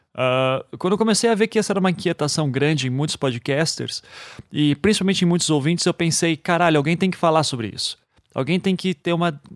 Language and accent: Portuguese; Curitiba, Paraná, Brazil; a gente brinca que em Curitiba não tem sotaque